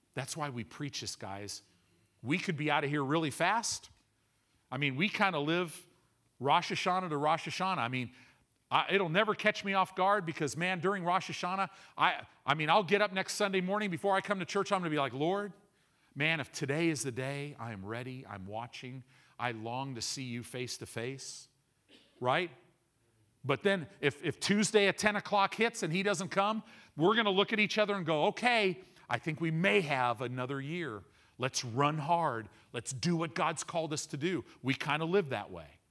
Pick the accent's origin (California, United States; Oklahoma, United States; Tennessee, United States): California, United States; Southern; now in Nebraska, United States; growing up in Southern California